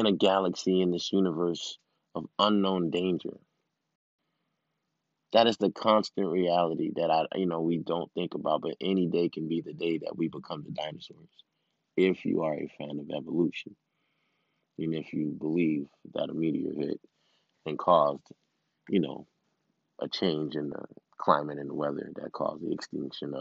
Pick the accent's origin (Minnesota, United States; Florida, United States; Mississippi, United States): Florida, United States; Miami; I'm from Miami, first generation